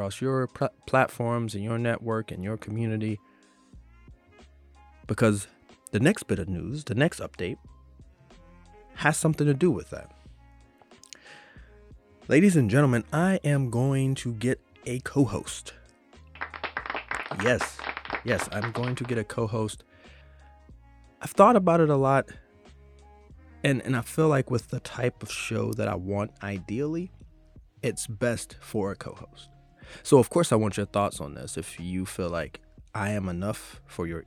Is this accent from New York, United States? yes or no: no; Southwest Virginia, United States; my hometown in Southwest Virginia